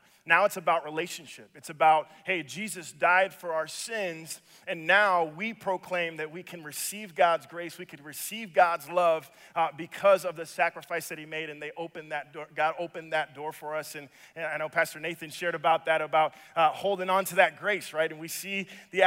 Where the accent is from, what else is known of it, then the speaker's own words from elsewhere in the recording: Dominican Republic; now in Minnesota, United States; I am from the Dominican Republic. So Minnesota is actually home away from home for me.